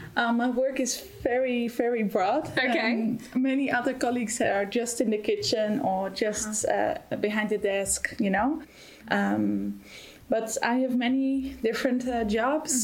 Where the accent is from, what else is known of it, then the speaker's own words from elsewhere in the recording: Netherlands; moved away as an adult; now in Germany; I'm originally from the Netherlands and um, I'm here since February this year